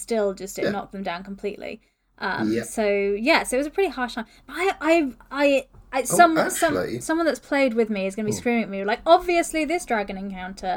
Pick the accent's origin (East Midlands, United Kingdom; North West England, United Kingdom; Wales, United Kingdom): Wales, United Kingdom; I'm from Wales